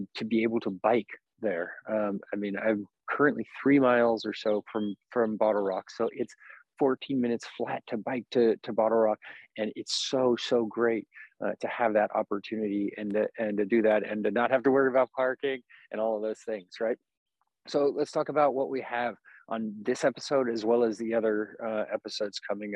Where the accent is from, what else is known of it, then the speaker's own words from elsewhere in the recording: Napa, California, United States; moved away as an adult; now in Vacaville, United States; I grew up here in Napa, and it's the place I know is home the most